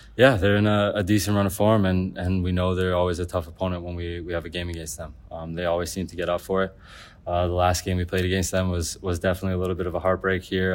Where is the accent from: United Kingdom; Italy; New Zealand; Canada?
Canada; being Canadian